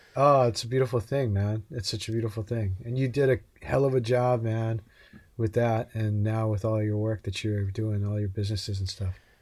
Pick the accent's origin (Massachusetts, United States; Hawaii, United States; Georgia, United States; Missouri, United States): Hawaii, United States; I grew up in Hawaii.